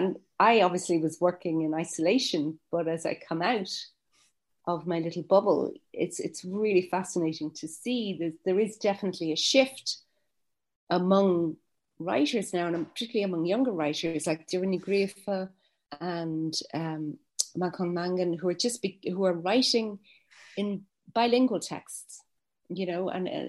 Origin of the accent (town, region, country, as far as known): Ireland